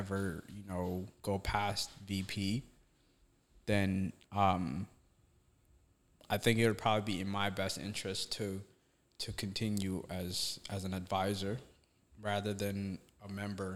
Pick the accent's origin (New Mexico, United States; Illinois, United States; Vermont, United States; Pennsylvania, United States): Vermont, United States; moved away; I'm from Vermont